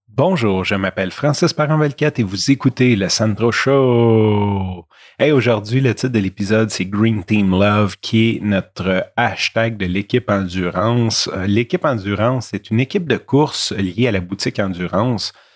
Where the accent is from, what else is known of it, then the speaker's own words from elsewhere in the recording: Montreal, Quebec, Canada; je viens de milieux malfamés de Rivière-des-Prairies puis de Montréal-Nord